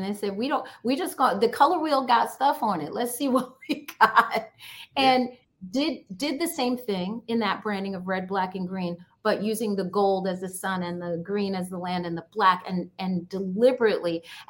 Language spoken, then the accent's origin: English; Saint Ann, Jamaica; now in New York, United States; I'm from Jamaica.